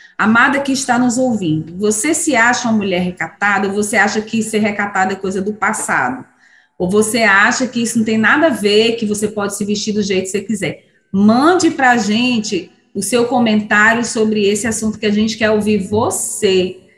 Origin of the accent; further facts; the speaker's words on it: São Pedro da Aldeia, Rio de Janeiro, Brazil; moved away; lá de São Pedro da Aldeia, da terra de onde eu vim